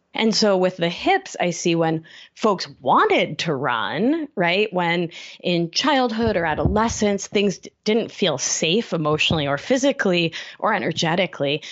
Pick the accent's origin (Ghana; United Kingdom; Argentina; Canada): Argentina; also born or lived in Brooklyn, New York City; now in New York City, United States; I'm from Argentina, which is a place, a new culture with a lot of emphasis on thinness.